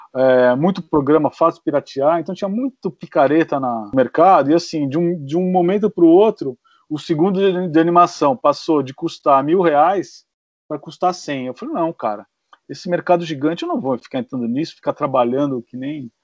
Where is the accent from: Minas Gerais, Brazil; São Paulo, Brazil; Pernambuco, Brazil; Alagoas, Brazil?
São Paulo, Brazil; Santo André; sou de Santo André